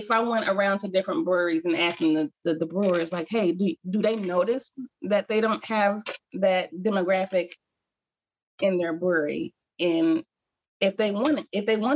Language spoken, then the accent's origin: English; Cincinnati, Ohio, United States; I am born and raised here